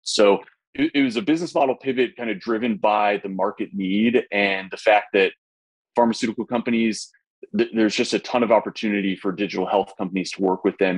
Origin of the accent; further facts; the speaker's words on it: Indianapolis, Indiana, United States; my hometown of Indianapolis